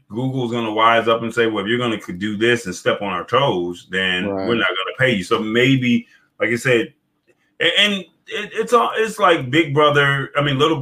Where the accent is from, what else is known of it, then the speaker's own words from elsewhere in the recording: Atlanta, Georgia, United States; I'm originally from Atlanta